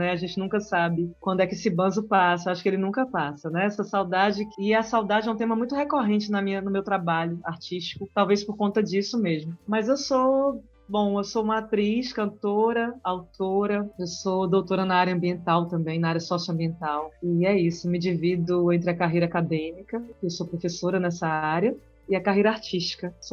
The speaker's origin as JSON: {"language": "Portuguese", "region": "southern Bahia", "country": "Brazil", "tie": "born or raised there", "also_born_or_lived": "Ubatã, Bahia", "moved": "yes", "said": "uma baiana criada no sul da Bahia. Nasci em Ubatã, fui criada no sul da Bahia, na Costa do Cacau, Itabuna, Ilhéus."}